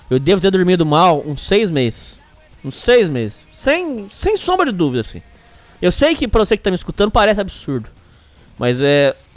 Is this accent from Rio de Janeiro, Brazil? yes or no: no; São Paulo, Brazil; estava em alguma esquina de São Paulo, minha cidade natal.